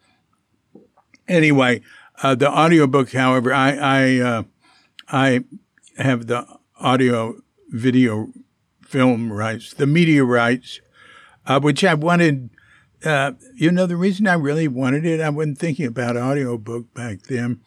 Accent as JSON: {"language": "English", "country": "United States", "said": "we kept being Americans."}